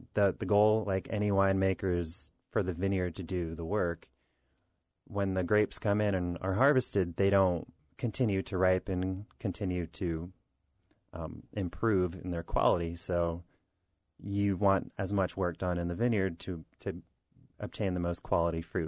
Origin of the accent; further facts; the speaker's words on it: Southern New York, United States; now in Virginia, United States; I'm from Southern New York.